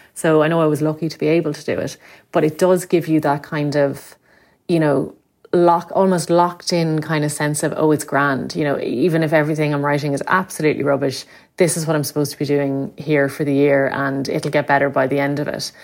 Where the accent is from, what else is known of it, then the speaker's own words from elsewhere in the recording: Limerick, Munster, Ireland; moved away as an adult; I'm from Limerick, and, uh, would have lived there for the first eighteen years of my life